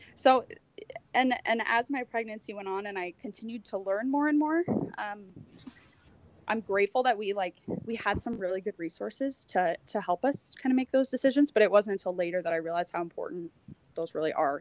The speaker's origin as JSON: {"language": "English", "country": "United States", "moved": "as an adult", "lives_now": "Halifax, Canada", "said": "I'm an American. I'd only been in Canada for about two years at that point. I moved to Canada"}